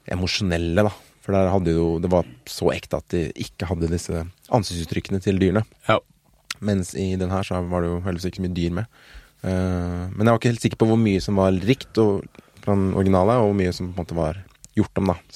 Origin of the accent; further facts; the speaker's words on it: Norway; Jeg er norsk.